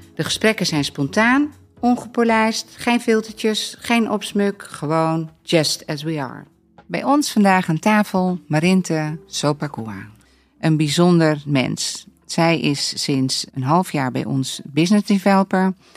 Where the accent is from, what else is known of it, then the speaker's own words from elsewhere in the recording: Netherlands; ik ben gewoon eh, eh, super Hollands